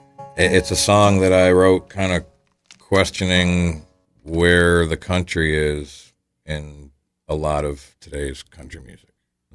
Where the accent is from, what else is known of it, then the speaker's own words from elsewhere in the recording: New England, United States; also born or lived in Vermont / New Hampshire; now in Massachusetts, United States; I grew up in New England. You know, I was born in Vermont. I lived there until I was like 8 and then moved to New Hampshire and then Massachusetts eventually. And my house is at the far end of Massachusetts, as far away from Boston as I could possibly get.